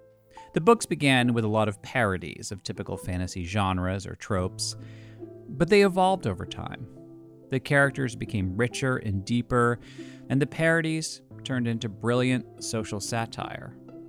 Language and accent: English; United States; accent: American; The country where my accent comes from.